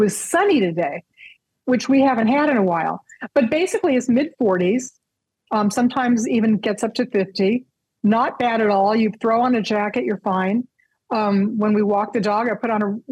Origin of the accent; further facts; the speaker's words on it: United States; moved away as an adult; now in Canada; what we have at home